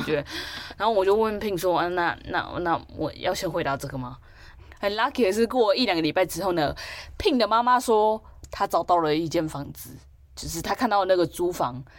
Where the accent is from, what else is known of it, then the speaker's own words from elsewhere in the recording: Taipei, Taiwan; 我就是一直都住在台北的田龙人，对，就是住在这样台北且住在家